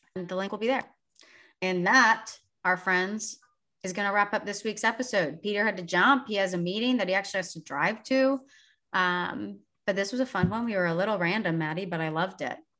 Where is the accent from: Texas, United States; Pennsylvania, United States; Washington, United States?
Texas, United States; Sugar Land; the Sugarland Skeeters because that's my hometown